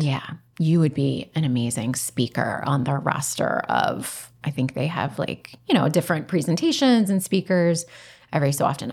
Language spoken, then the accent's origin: English; Delco, Pennsylvania, United States; I'm from Delco, I say Parham